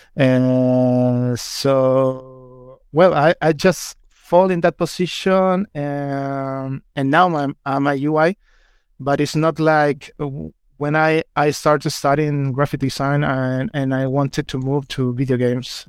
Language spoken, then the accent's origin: English; Chile; English is a second language; moved away as an adult; now in United Kingdom; I'm from Chile, so sorry if my English fails a little bit